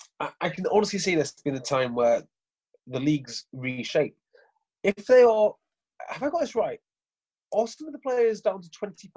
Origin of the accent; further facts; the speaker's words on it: Wales, United Kingdom; officially I'm a Welshman.